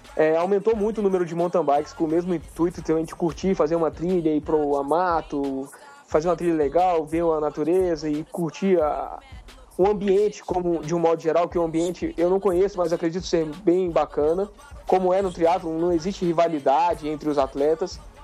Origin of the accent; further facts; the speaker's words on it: Brasília, Federal District, Brazil; a gente é de Brasília